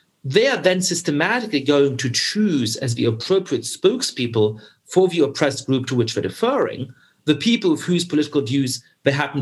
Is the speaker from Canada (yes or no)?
no; Germany; I grew up Jewish in Germany, and I certainly have made the experience growing up there